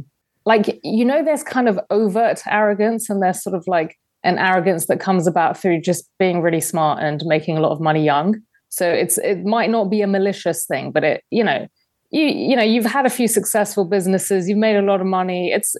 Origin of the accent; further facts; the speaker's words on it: London, United Kingdom; I grew up in London, in England.